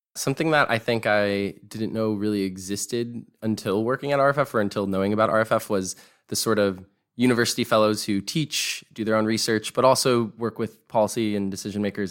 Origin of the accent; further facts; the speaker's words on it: Sacramento, California, United States; I grew up in Sacramento, California